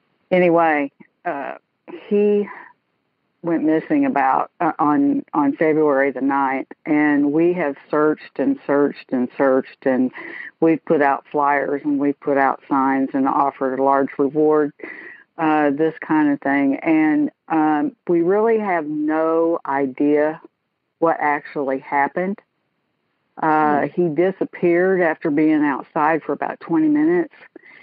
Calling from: Dallas, Texas, United States; Dallas, Texas.

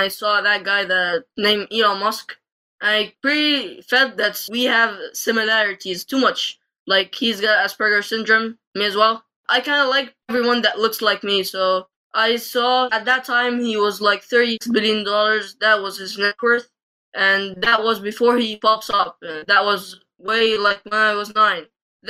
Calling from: Egypt; I'm calling in from Egypt.

